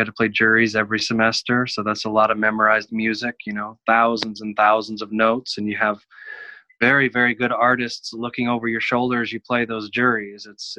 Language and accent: English; Kansas, United States; Kansas, University of Kansas.